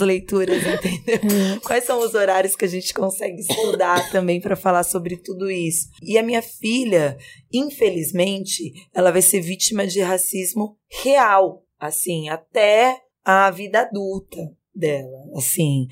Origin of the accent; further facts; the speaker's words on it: Vale do Paraíba, São Paulo, Brazil; eu sou do interior, eu sou do Vale do Paraíba. E eu tava, a minha família é de São José dos Campos.